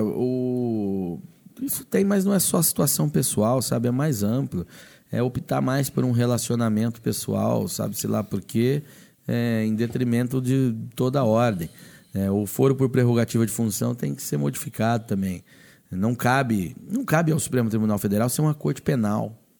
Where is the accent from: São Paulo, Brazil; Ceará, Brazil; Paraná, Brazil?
Paraná, Brazil; eu sou do Paraná.